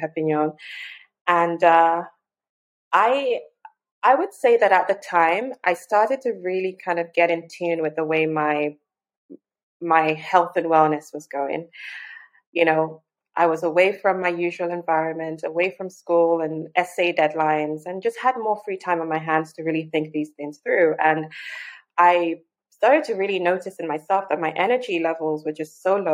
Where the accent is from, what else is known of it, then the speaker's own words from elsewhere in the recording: Lagos, Nigeria; I was born and raised in Lagos, Nigeria